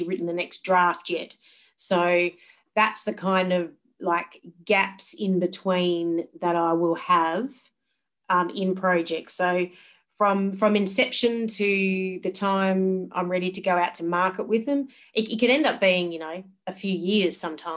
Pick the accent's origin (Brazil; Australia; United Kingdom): Australia; Geraldton, Western Australia; moved away as an adult; now in Perth, Australia; I grew up in Geraldton in Western Australia